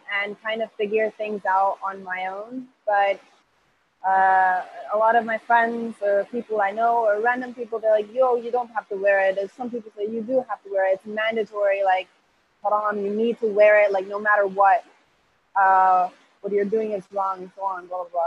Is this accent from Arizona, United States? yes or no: no; Hillsborough, North Carolina, United States; English is a second language; now in Costa Rica; I'm from Costa Rica. I'm currently living in Costa Rica